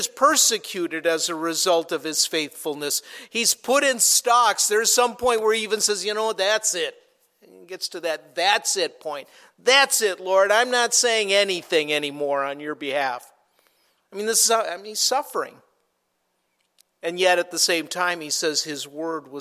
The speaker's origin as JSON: {"language": "English", "region": "Minnesota", "country": "United States", "tie": "born or raised there", "said": "I grew up in Minnesota"}